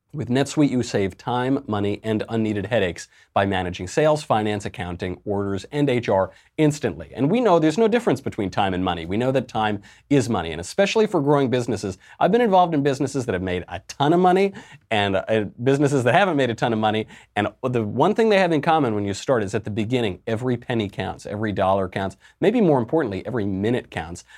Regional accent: New York, United States; I grew up in the Italian American culture here in New York, right where, uh, Fredo Cuomo is from

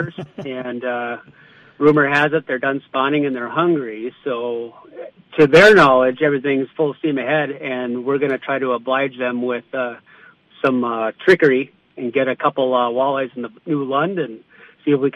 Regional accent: Paul Bunyan Country, Minnesota, United States; growing up in Paul Bunyan Country

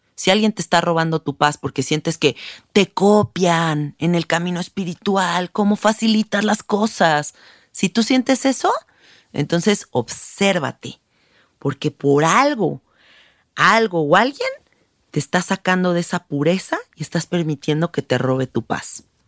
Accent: Mexico; aquí en México? Porque yo soy mexicana, ¿no? Y hablo por donde yo vivo

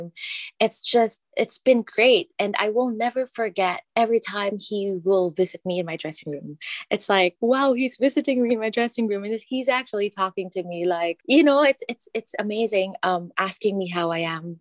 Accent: Philippines; moved away; growing up in the Philippines

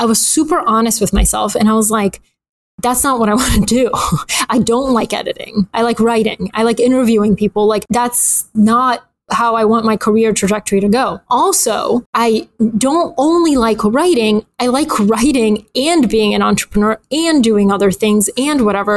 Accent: Atlanta, Georgia, United States; also born or lived in Bulgaria; I grew up in Atlanta

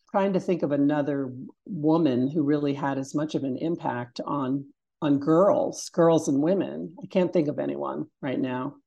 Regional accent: Richmond, Virginia, United States; also born or lived in Brooklyn, New York; now in upstate New York, United States; I'm originally from Richmond, Virginia

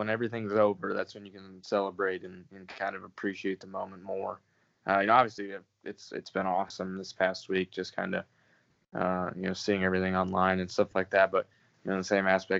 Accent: New York, United States; I'm from New York.

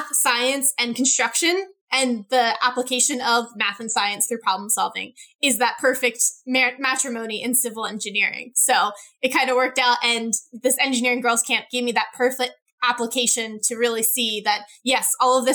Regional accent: Jenkintown, Pennsylvania, United States; I grew up in Jenkintown, which is about 30 minutes from Center City, Philadelphia

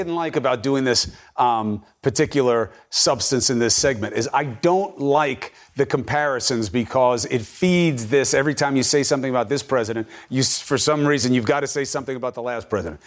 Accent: United States; I'm an American

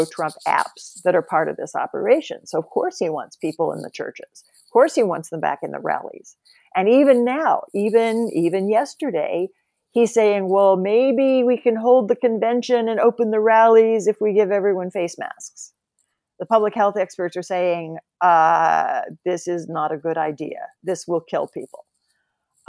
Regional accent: Oklahoma, United States; also born or lived in Nebraska; I grew up in Oklahoma and Nebraska.

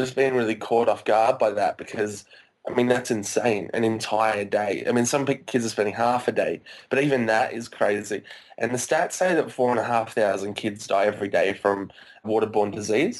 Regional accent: Australia; I grew up in Australia my whole life

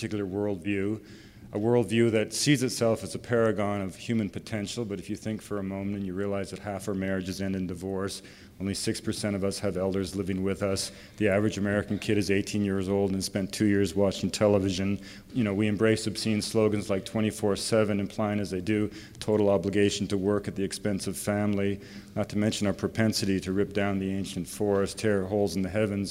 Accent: British Columbia, Canada; I was raised in the forests of British Columbia

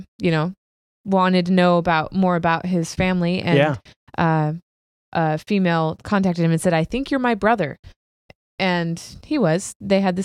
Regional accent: Idaho, United States; the house I grew up in Idaho.

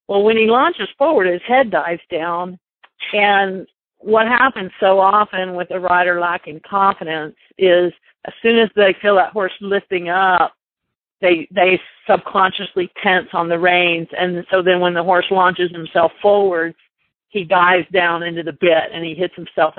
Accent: Orlando, Florida, United States; moved away; actually grew up in Florida. I grew up in Orlando.

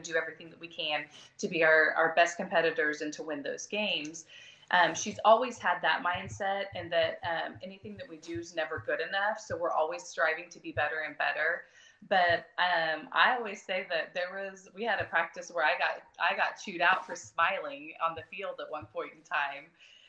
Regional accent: Broken Arrow, Oklahoma, United States; Since I was from Broken Arrow, I am from Broken Arrow.

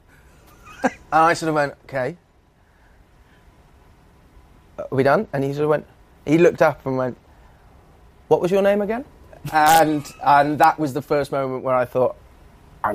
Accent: Wales, United Kingdom; moved away as an adult; also born or lived in England / London; moved to Wales when I was still when I was a couple of years old, and was there until I was 19

